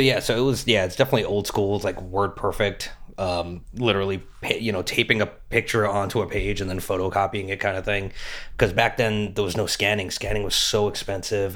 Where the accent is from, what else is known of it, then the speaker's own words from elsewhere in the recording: Metuchen, New Jersey, United States; moved away as an adult; also born or lived in Los Angeles; I'm from Metuchen